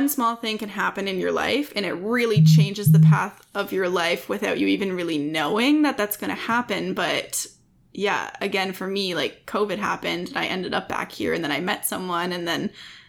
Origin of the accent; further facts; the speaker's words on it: Parry Sound, Ontario, Canada; I grew up in Parry Sound, it's only an hour away, not even